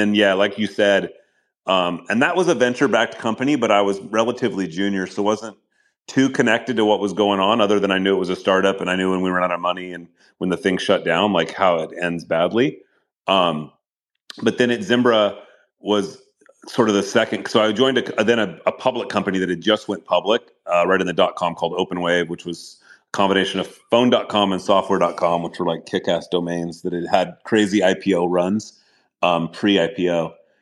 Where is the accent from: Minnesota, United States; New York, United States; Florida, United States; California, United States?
California, United States; Galt; also born or lived in Oakland, California / Los Angeles, California; we moved to a pig farm. In Northern California, just south of Sacramento, a little town called Galt, G-A-L-T. So yeah, I grew up there